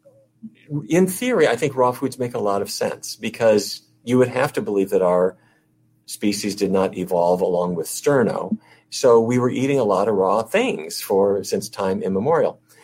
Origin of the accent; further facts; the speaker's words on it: North Dakota, United States; North Dakota, where I grew up